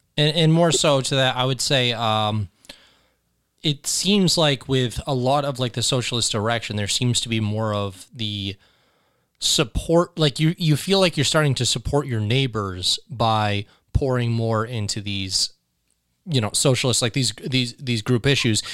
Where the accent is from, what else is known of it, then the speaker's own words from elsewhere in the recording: United States; I was from America